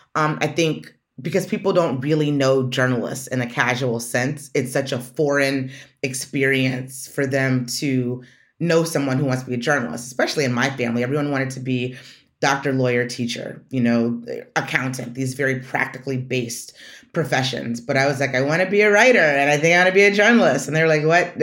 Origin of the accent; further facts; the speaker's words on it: Detroit, Michigan, United States; moved away; Detroit's my hometown